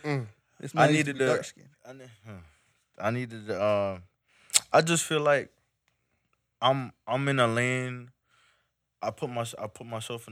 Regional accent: Jamaica; I'm a fully Jamaican until you can't get no more yard

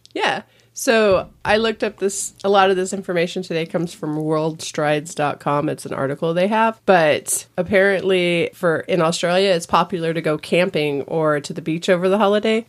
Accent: California, United States; I grew up in California

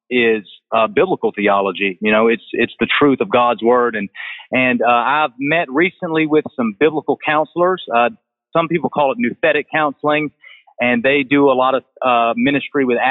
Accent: Augusta, Georgia, United States; also born or lived in Greenville, South Carolina; now in Greenwood, United States; I'm originally from Augusta, Georgia

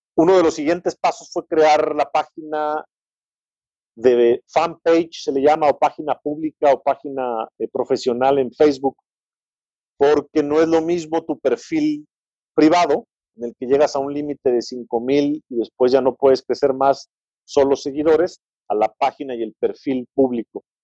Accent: San Luis Potosí, Mexico; soy potosino

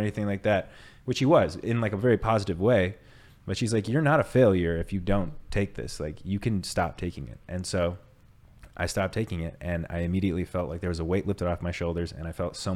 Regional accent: United States; I'm American

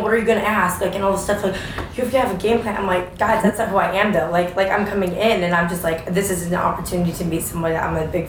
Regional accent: Florida, United States; now in Atlanta, United States; I'm from Florida, but I live in Atlanta.

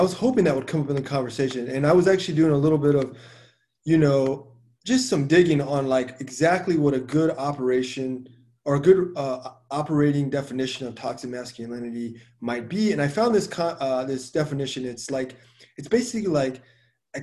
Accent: Texas, United States; I'm from a Mexican background. I'm Hispanic, but I was born in Texas

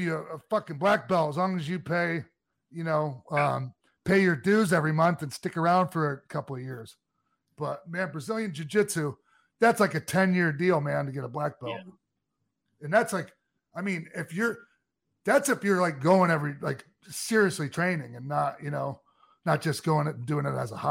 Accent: Minnesota, United States; I'm a Minnesotan

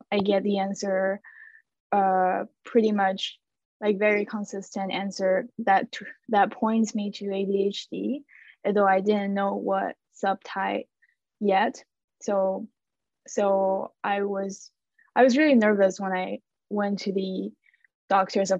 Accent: China; moved away as an adult; also born or lived in Montreal, Canada; now in Canada; I am originally from China, and I came to Canada in 2018

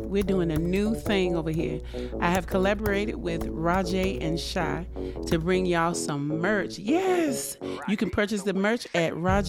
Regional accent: Bethel, North Carolina, United States; Born and raised in Bethel, North Carolina.

